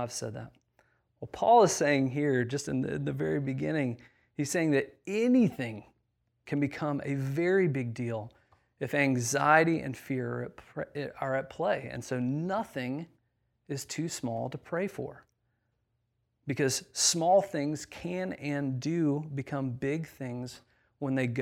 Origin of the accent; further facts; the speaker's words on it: Indiana, United States; moved away; I grew up in a very, very small town in the middle of nowhere, Indiana